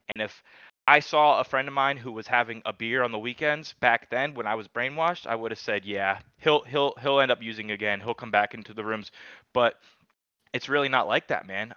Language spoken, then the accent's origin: English; Charlotte, North Carolina, United States; also born or lived in New York; now in Asheville, United States; I, am actually from New York originally, man. I was born in New York, and then I moved to Charlotte when I was eight